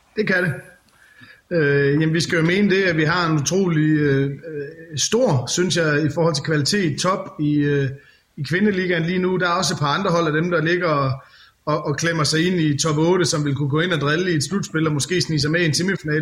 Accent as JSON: {"language": "Danish", "town": "Skjern", "region": "Central Denmark Region", "country": "Denmark", "said": "Jeg er jo selv fra Skjern"}